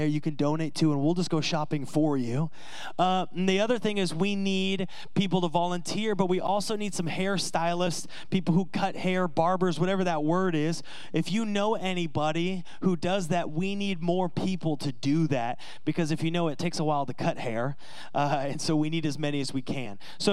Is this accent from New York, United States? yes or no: no; Seattle, Washington, United States; moved away; I'm from Seattle.